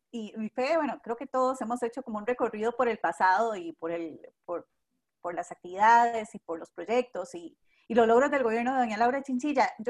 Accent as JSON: {"language": "Spanish", "country": "Costa Rica"}